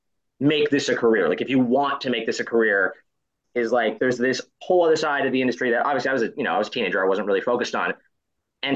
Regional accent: near Orlando, Florida, United States; I grew up in Florida. And when I was growing up there, I was sort of near Orlando. I was in a small town, but I was like 40 minutes outside of Orlando.

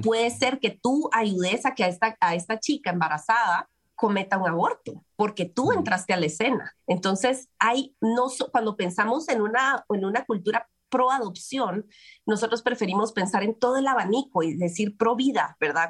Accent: Guatemala; las posibilidades de la adopción en mi país, en Guatemala, eran escasas

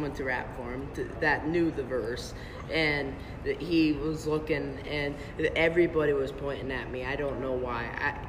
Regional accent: Arnold, Nebraska, United States; I'm from Arnold, Nebraska, the middle of nowhere.

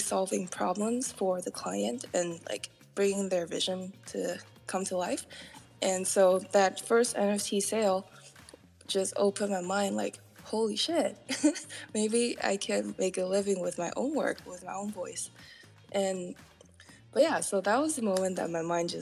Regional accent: Taiwan; moved away; originally I'm from Taiwan

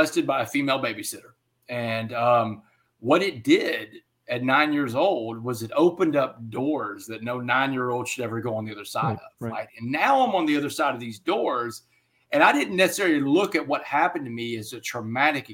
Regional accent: Texas, United States; it's like a religion in my home state

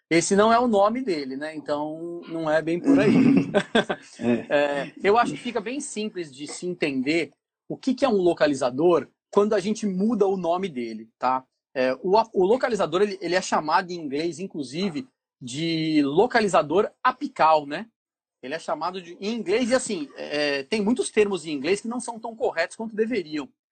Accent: São Paulo, Brazil; moved away as an adult; now in Ceará, Brazil; eu sou é, morador do Ceará já há quase 20 anos, né? mas sou paulista, da capital de São Paulo

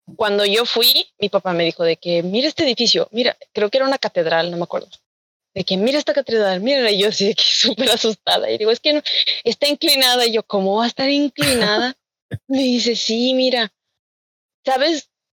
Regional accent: Monterrey, Nuevo León, Mexico; yo soy de Monterrey

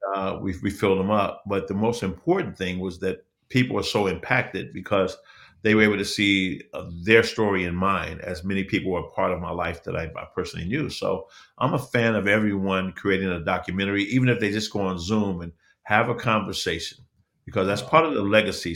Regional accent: Chicago, Illinois, United States; I'm born and raised in Chicago

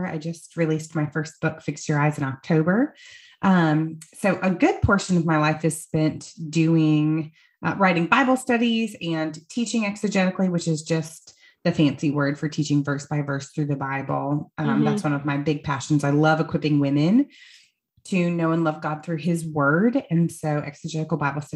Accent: Iowa, United States; now in Greenville, United States; I grew up in Iowa

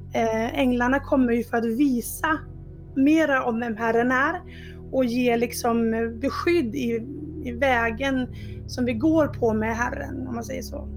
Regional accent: Dalarna County, Sweden; moved away; jag kommer från Dalarna ursprungligen, även fast det inte alltid hörs på dialekten.

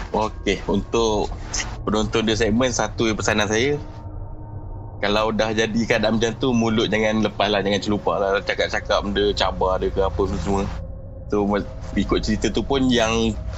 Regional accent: Jengka, Pahang, Malaysia; Pahang saya asal orang Jengka.

